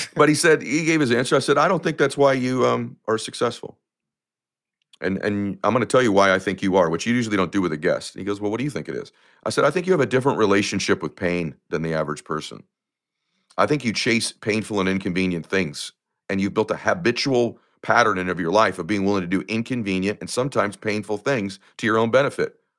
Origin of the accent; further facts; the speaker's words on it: United States; I come from lower middle class America